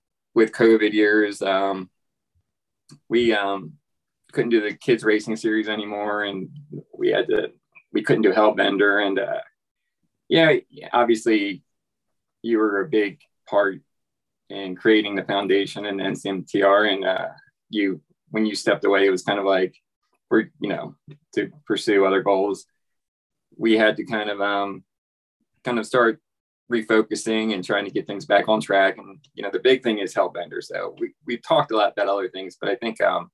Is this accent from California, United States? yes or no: no; Delaware, United States; also born or lived in Eastern Shore; now in North Carolina, United States; I'm originally from Delaware. Spent a lot of my life on the Eastern Shore.